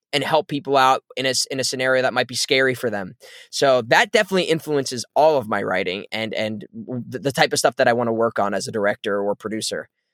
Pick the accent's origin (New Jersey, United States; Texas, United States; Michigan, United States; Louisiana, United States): New Jersey, United States; my life growing up in New Jersey